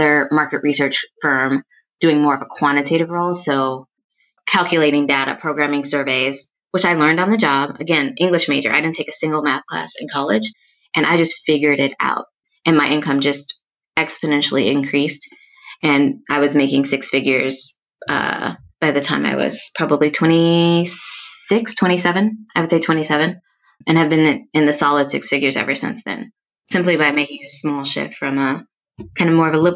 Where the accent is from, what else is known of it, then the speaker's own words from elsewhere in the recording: Minneapolis, Minnesota, United States; moved away as an adult; now in New York City, United States; I'm originally from the upper Midwest. I'm from Minneapolis